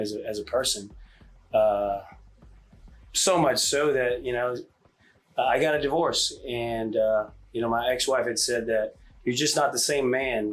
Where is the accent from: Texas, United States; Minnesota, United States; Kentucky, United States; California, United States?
Texas, United States; Richardson; also born or lived in Hawaii; we moved to Texas when I was five, and graduated Richardson High School in '96